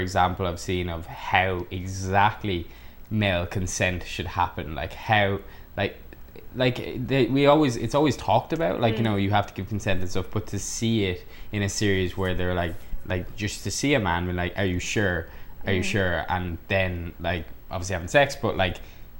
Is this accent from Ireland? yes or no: yes; Ireland; accent: heavy Irish; now in Vancouver, Canada